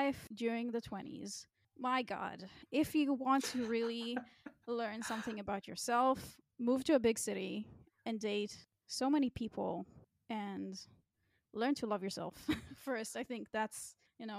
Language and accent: English; Israel; moved away as an adult; now in Berlin, Germany; I grew up in Israel